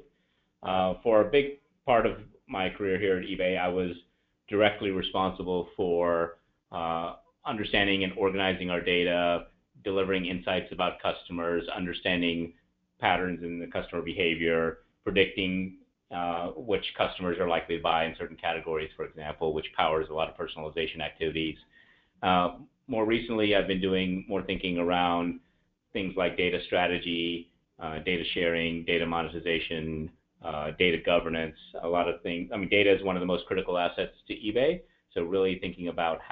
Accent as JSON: {"language": "English", "region": "Alabama", "country": "United States", "tie": "born or raised there", "also_born_or_lived": "India / Atlanta, Georgia", "said": "I was born in India, but I grew up in the US. In fact, spent most of my time in Alabama"}